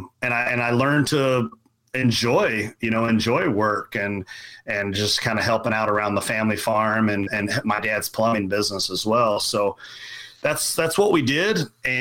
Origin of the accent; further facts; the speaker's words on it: Kentucky, United States; So, you know, I grew up in Central Kentucky, very much farming